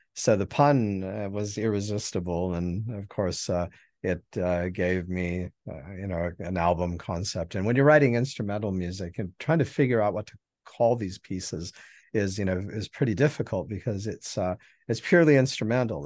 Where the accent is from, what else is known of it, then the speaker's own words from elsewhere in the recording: Helena, Montana, United States; now in Mobile, United States; I was born in Helen, Montana, and um, that's where I grew up and you know spent all of my formative